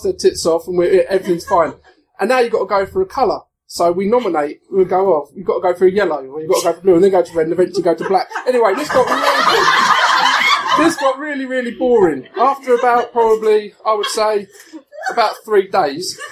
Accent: Hertfordshire, East of England, United Kingdom; I'm from Hertfordshire, from Hertfordshire Constabulary

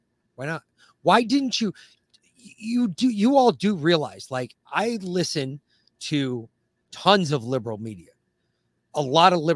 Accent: the North, United States; moved away as an adult; growing up in the North, we did. And then you move south

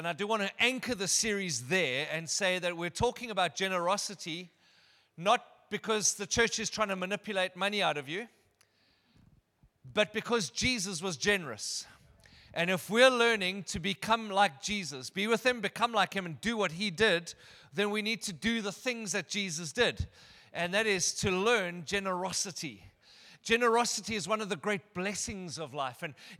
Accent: Benoni, Gauteng, South Africa; Anyway, I'm from Benoni.

